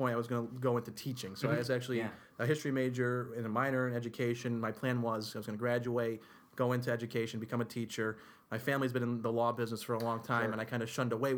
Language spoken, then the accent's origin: English; Utica, New York, United States; also born or lived in Albany area; born and raised in Utica, went to local high schools